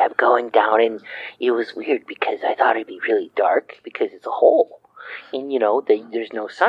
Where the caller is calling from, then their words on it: Decatur, Illinois, United States; I'm from Decatur, Illinois.